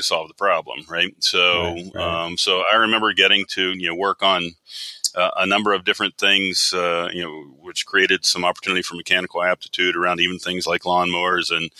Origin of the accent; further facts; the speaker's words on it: West Virginia, United States; growing up in Appalachia, growing up in West Virginia